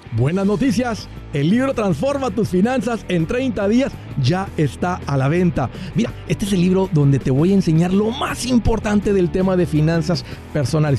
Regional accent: Matamoros, Tamaulipas, Mexico; moved away; de donde yo vengo

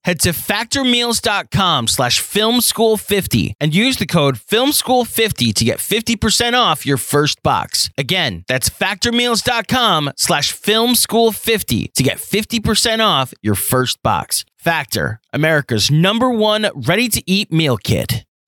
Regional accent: Long Island, New York, United States; I grew up in Long Island

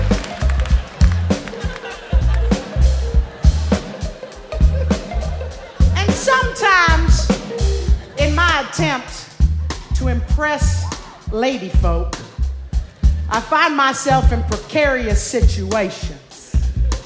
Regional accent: Louisiana, United States; I'm from Louisiana

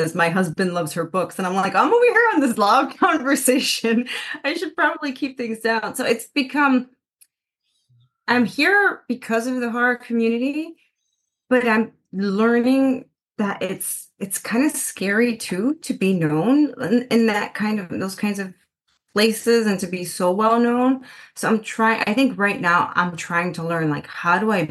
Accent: Chicago, Illinois, United States; also born or lived in Puerto Rico; I was raised in the mainland in Chicago

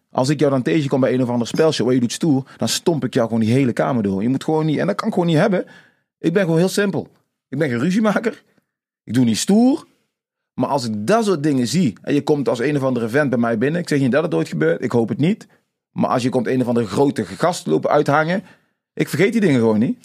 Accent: Tilburg, North Brabant, Netherlands; also born or lived in Suriname; ik ben in Tilburg opgegroeid, geboren in Suriname

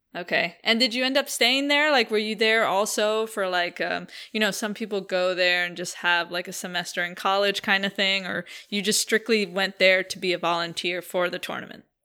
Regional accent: New York City, New York, United States; I grew up, uh, in two oh seventh and Broadway, Joe, so Uh, yeah, I, I grew up playing in Inwood

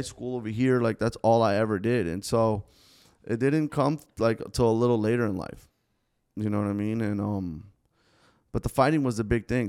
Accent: Davie, Florida, United States; first language Spanish; English is a second language; growing up in Davie

